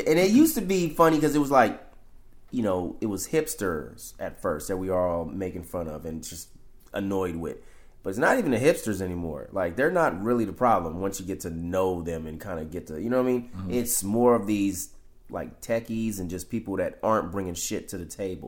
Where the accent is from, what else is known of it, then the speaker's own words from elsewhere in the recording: San Francisco, California, United States; I grew up in the Fillmore District, where I'm at now